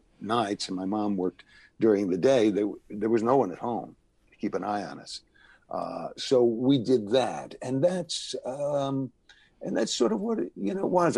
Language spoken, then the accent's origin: English; New Haven, Connecticut, United States; moved away as an adult; also born or lived in Los Angeles; I was raised in New Haven, Connecticut